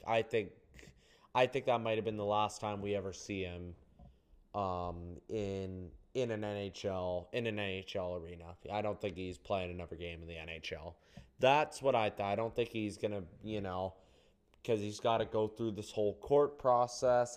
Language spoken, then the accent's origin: English; Canada; I'm Canadian